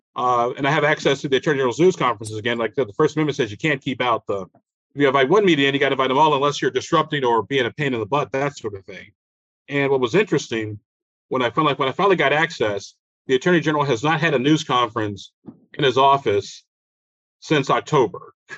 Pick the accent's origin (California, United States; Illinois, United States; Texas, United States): Illinois, United States; Chicago; moved away as an adult; also born or lived in Alabama / Germany; now in Indianapolis, United States; grew up in Chicago, even though I was born in uh, Alabama